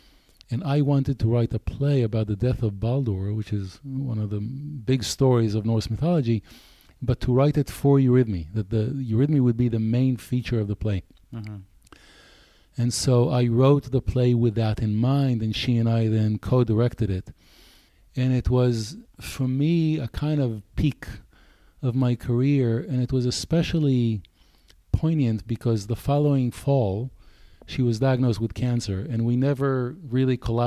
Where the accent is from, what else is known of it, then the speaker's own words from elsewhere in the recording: Israel; English is a second language; moved away as an adult; also born or lived in Tel Aviv / England; now in United States; I grew up a boy in Israel